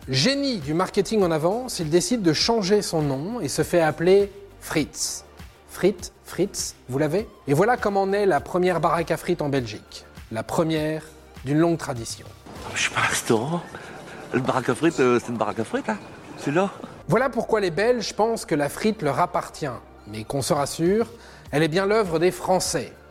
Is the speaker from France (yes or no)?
yes; France; je suis français